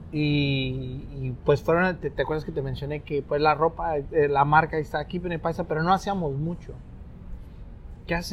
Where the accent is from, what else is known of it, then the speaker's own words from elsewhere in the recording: Mexico; ah, soy mexicano y a mucha honra somos.